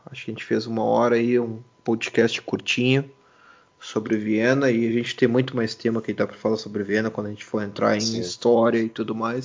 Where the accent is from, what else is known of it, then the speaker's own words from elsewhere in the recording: Brazil; now in Munich, Germany; eu venho, venho do Brasil. Eu moro em, em Munique